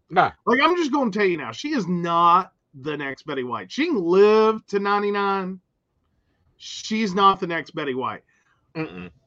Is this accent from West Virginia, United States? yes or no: yes; West Virginia, United States; we are from West Virginia, not that part.